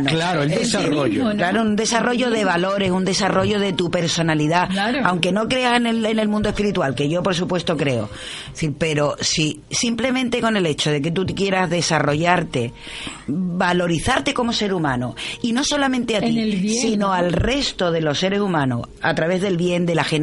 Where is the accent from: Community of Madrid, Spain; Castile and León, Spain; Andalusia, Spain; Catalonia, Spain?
Andalusia, Spain; Cádiz; pues yo nací en la Cuesta los Gitanos, en el Hospital de San Juan de Dios.